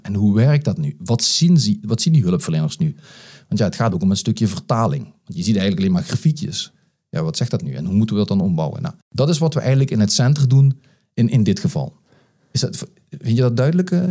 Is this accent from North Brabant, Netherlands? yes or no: no; Geleen, Limburg, Netherlands; moved away as an adult; also born or lived in The Hague; Ik ben eh, geboren en getogen uh, eh, Geledenaar.